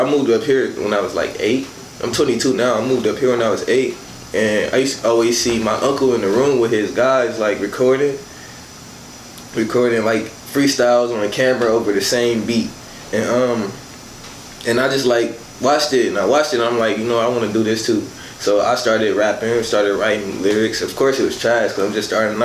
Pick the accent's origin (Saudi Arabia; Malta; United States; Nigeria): United States; Chicago, Illinois; moved away; when I lived in Chicago, because I am from Chicago.